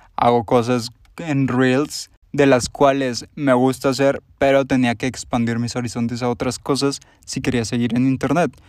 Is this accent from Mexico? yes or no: yes; Monterrey, Nuevo León, Mexico; soy de Monterrey, Nuevo León, como ya lo podrán haber escuchado en mi voz